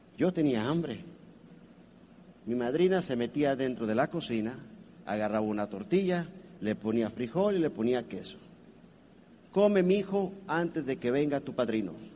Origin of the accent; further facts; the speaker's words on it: Colima, Mexico; Yo soy mexicano, de Colima